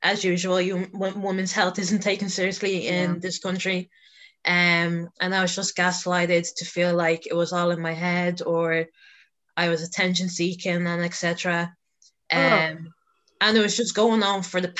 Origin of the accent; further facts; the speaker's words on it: Dublin, Leinster, Ireland; I originally grew up in North Dublin, so I'm basically residing in South Dublin at the moment.